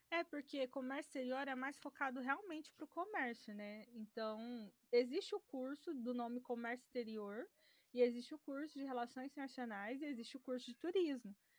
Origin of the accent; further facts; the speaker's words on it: Cassilândia, Mato Grosso do Sul, Brazil; moved away as an adult; also born or lived in Goiânia; eu sou de uma cidade do interior do Mato Grosso do Sul, o nome da cidade é Cacilândia